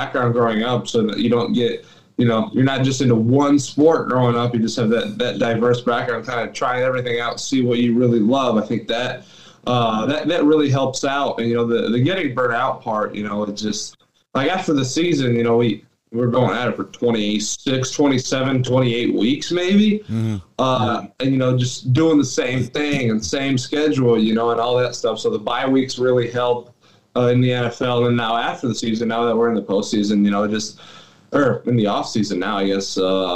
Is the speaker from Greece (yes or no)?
yes; Greece; moved away; I was actually born and raised in Greece